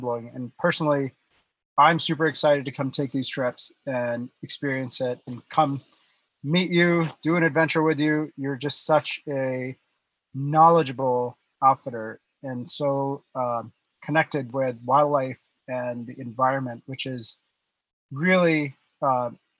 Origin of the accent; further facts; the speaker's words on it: India; moved away; I was born and raised in India